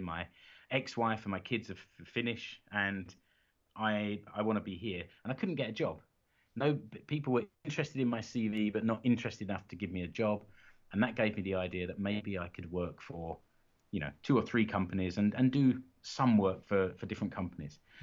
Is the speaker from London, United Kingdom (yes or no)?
yes; London, United Kingdom; now in Seinäjoki, Finland; I'm a Brit, I'm from London originally. I'm now living in Finland